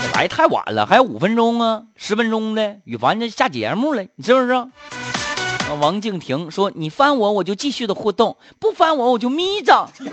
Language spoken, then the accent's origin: Chinese; Harbin, Heilongjiang, China; 我出生在东北，出生在哈尔滨